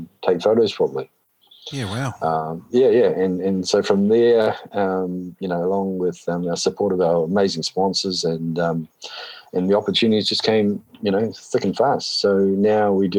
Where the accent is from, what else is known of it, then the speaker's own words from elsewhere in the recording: Hawke's Bay, New Zealand; moved away as an adult; also born or lived in Otago; now in Taranaki, New Zealand; I grew up over in Hawke's Bay. So Hawke's Bay boy